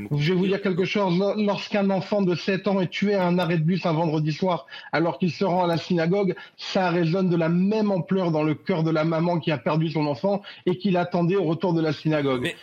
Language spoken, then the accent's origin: French; France; now in Israel; je suis français, franco-israélien, j'habite en Israël, mais je suis terriblement attaché à, ma, mes racines françaises.